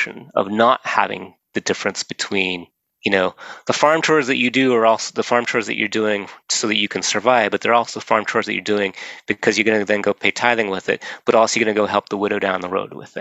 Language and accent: English; Kanab, Utah, United States; growing up in Kanab in the 1970s